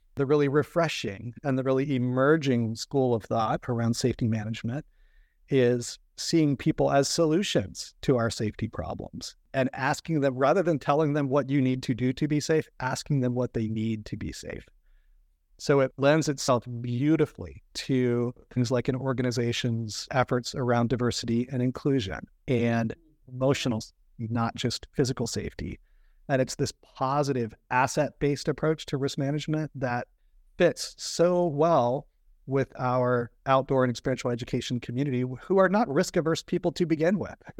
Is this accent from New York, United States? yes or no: no; Virginia, United States; moved away as an adult; also born or lived in Florida; I grew up in Virginia and I grew up around boats on the Chesapeake Bay and the James River.